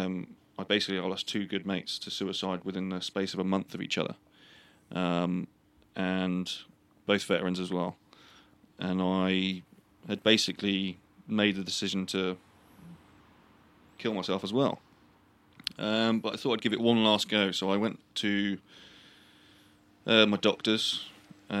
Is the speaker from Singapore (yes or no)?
no; United Kingdom; I'm British.